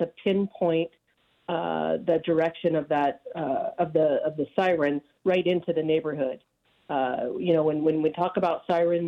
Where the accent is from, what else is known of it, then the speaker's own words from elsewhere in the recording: Nevada County, California, United States; this is my hometown. I don't have really any other context outside of Nevada County